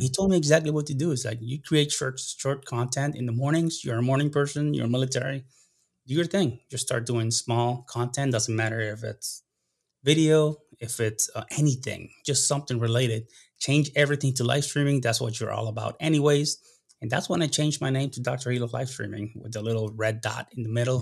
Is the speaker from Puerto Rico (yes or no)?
yes; Puerto Rico; accent: less of an accent than usual Puerto Rican; moved away as an adult; also born or lived in Dayton, Ohio / South America / Kuwait; Grew up and, and until I was seventeen years old in Puerto Rico